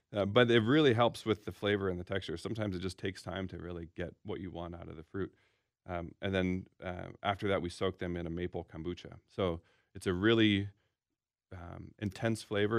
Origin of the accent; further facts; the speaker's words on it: Seattle, Washington, United States; now in Minneapolis, United States; I'm from Seattle and in the Northwest